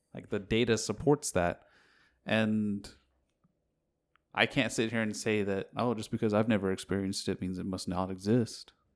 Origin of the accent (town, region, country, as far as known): United States